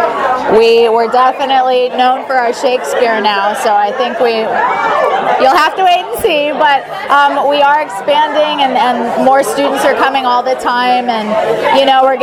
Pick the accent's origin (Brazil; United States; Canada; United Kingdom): United States; Los Angeles, California; I'm from Los Angeles